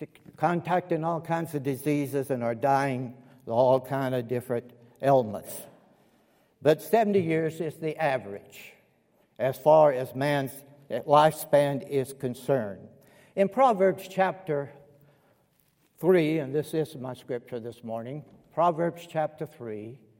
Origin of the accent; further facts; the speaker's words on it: Columbus, Georgia, United States; also born or lived in Kentucky / North Carolina / Alabama; I was born in Columbus, Georgia." You might pick up on that. And I lived in Georgia 18 years of my life. Kentucky, 18 years. North Carolina, 18 years. 8 years in Alab